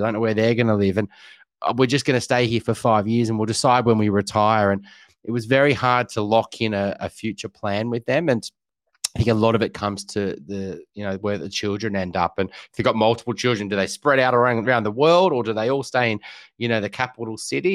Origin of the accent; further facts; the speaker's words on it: Newcastle, New South Wales, Australia; went up to Newcastle, where I grew up